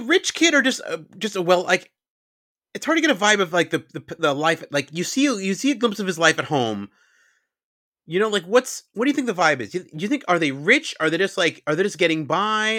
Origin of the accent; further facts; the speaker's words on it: New York suburbs, United States; I'm from New York, but I grew up in the suburbs